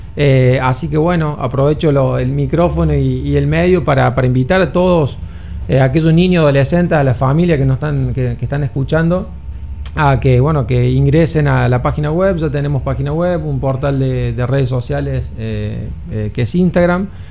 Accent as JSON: {"language": "Spanish", "country": "Argentina", "moved": "yes", "lives_now": "Dominican Republic", "said": "yo soy argentino, entrenador argentino"}